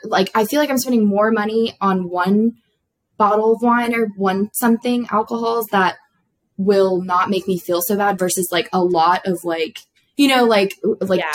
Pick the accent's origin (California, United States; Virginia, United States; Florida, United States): Florida, United States; Florida Keys, United States; I grew up in South Florida, the southernmost point of Florida, um, the Keys